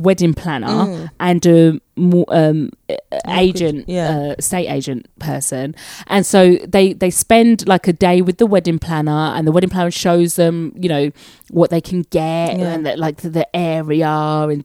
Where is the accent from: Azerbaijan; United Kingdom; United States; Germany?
United Kingdom; moved away; As a Brit